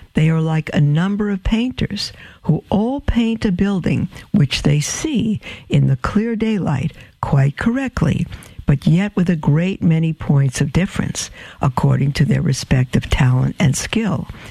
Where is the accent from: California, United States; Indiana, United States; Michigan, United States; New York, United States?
New York, United States; New York City; I'm from Brooklyn and it probably sounds like D A W G A dogma